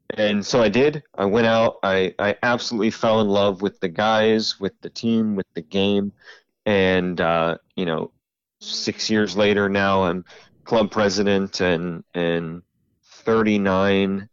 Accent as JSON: {"language": "English", "region": "Central Ohio", "country": "United States", "moved": "as an adult", "lives_now": "Lynchburg, United States", "said": "I'm originally from Central Ohio. Uh, moved about six years ago to Lynchburg, Virginia"}